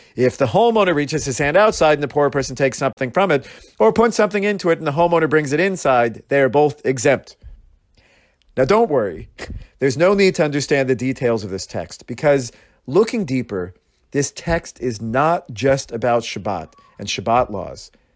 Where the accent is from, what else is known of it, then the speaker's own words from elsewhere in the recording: Astoria, Oregon, United States; moved away; I grew up in Astoria, a small town on the Oregon coast